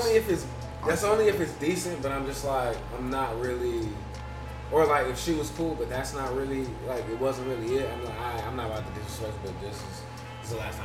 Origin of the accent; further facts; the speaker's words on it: New York, United States; I'm Jamaican.